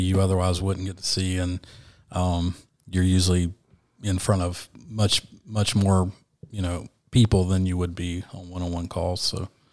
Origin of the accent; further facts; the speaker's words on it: Asheville, North Carolina, United States; moved away as an adult; also born or lived in Savannah, Georgia / Sarasota, Florida; I was from Asheville